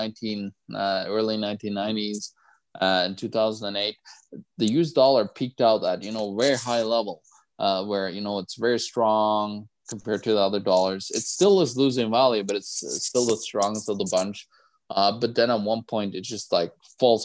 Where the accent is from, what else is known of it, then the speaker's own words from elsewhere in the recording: Norway; I'm from Norway